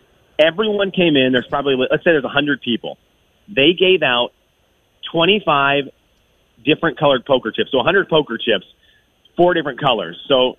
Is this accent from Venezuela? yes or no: yes; Venezuela; a man who lived about 2 hours from where I grew up in Venezuela.